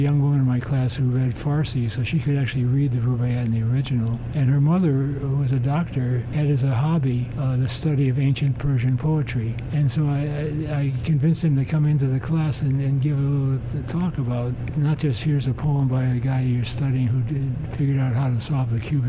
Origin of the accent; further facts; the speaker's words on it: Chicago, Illinois, United States; moved away; I grew up in Chicago